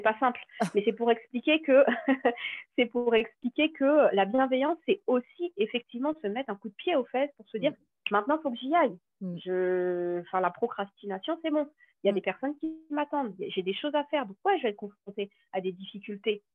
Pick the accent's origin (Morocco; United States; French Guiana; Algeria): French Guiana; je suis originaire de la Guyane